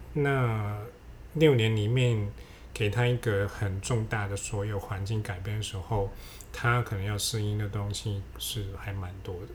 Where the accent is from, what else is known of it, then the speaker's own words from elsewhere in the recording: Hong Kong; now in Taiwan; 因为我们香港人不会那个注音嘛